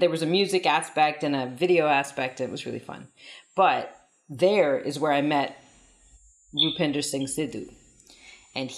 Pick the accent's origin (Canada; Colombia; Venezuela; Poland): Canada; Saskatoon, Saskatchewan; I was born in Canada on Treaty 6 territory, Cree territory, in the middle of Canada in a place called Saskatoon, Saskatchewan